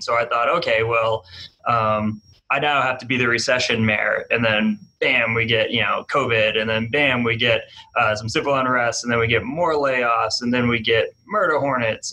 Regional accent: New Hampshire, United States; moved away as an adult; now in Wichita, United States; I'm from New Hampshire originally, and I came here uh, to work in AmeriCorps

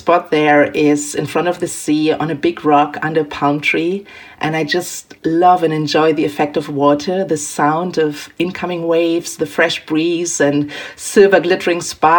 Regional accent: Germany; moved away as an adult; also born or lived in Milan / London / Tokyo; I am born and raised in Germany

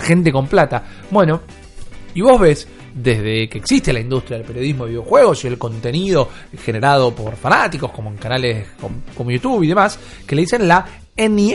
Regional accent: Argentina; como hispanoparlantes, como argentinos

